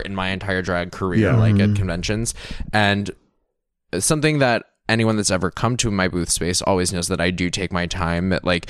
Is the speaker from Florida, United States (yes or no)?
yes; Florida, United States; I'm someone like from Florida